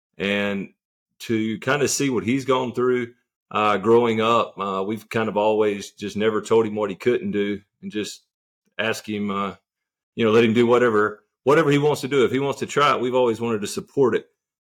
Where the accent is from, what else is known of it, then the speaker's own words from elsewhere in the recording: Eastern North Carolina, United States; growing up in Eastern North Carolina